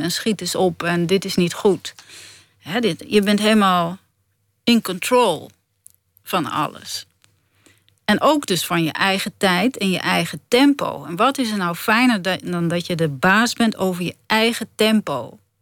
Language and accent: Dutch; Netherlands; ik ben ook een Nederlander